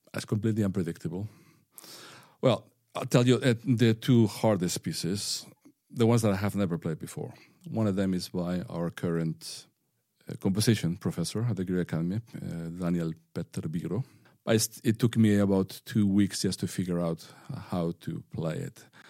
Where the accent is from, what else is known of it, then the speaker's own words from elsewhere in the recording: northern Spain, Spain; English is a second language; moved away as an adult; now in Bergen, Norway; I grew up in a fishing town in northern Spain where no one had ever played the violin before.